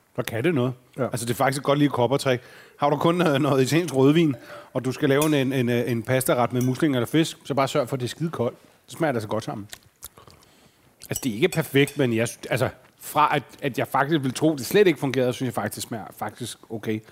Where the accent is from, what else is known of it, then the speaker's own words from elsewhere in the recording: Fredensborg, Capital Region of Denmark, Denmark; Jeg arbejdede på sådan en Texaco-tank, da jeg voksede op i Fredensborg